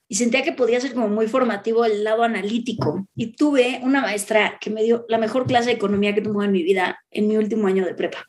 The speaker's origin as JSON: {"language": "Spanish", "country": "Mexico", "said": "yo me regresé a México porque creía en, en mi país"}